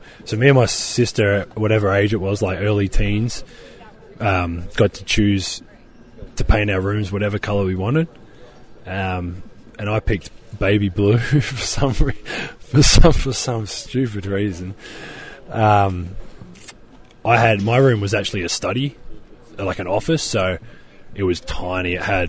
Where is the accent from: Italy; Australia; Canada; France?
Australia; Adelaide, South Australia; My hometown's kind of not really known for too much. Adelaide itself is City of Churches, is what the nickname, I guess, is.